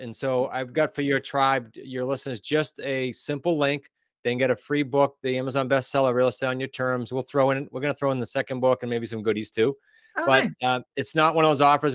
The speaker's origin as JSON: {"language": "English", "region": "New England", "country": "United States", "said": "We are from New England"}